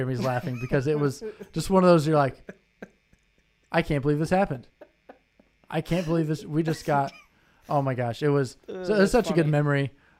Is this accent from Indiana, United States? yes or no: yes; Indianapolis, Indiana, United States; moved away; also born or lived in Michigan; I was from Indianapolis.